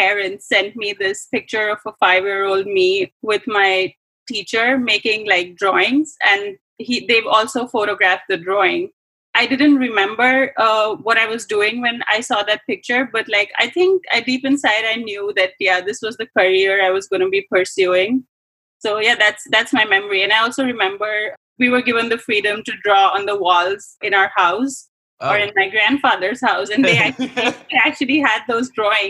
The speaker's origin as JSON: {"language": "English", "country": "India", "tie": "born or raised there", "moved": "as an adult", "said": "I grew up in India"}